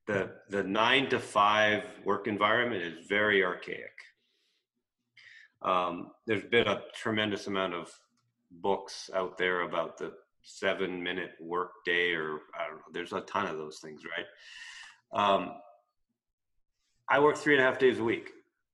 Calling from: British Columbia, Canada; Well, you're in Florida, I'm in British Columbia.

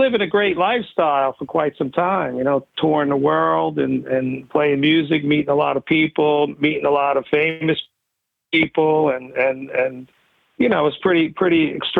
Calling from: New York City, New York, United States; I'm calling from New York City.

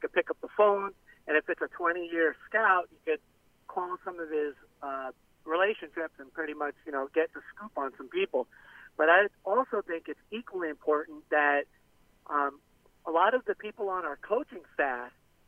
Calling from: Florida, United States; Hey, this is … from the Florida Keys.

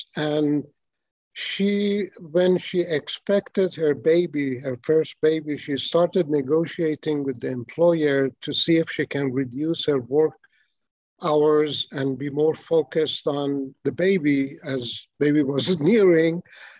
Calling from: Columbus, Ohio, United States; I'm calling from Columbus, Ohio. I've been here for about 8 years in Ohio.

